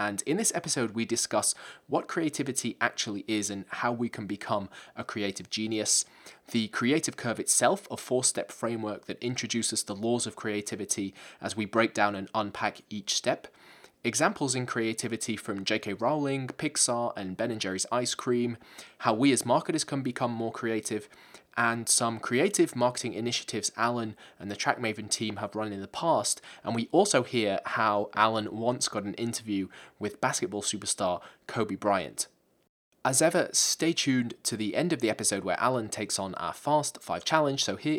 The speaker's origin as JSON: {"language": "English", "region": "England", "country": "United Kingdom", "moved": "yes", "lives_now": "Finland", "said": "I have lived in Finland for over 10 years. So all my friends back home in the UK are like, oh, what's happened to your accent? You don't really sound English anymore. So it's a bit of a mix between Nordic British mashup"}